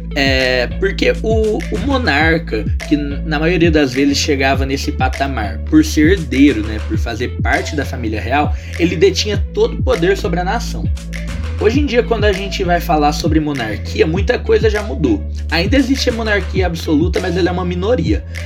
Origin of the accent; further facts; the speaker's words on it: Brazil; nós que somos brasileiros e jovens